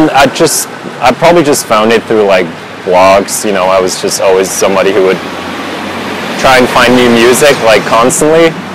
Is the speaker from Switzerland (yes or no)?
yes; Switzerland; English is a second language; moved away as an adult; also born or lived in Vancouver, Canada; growing up in Switzerland